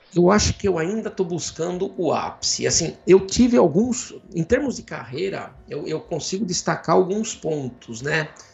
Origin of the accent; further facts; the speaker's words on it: Jaú, São Paulo, Brazil; Eu venho de Jaú, interior de São Paulo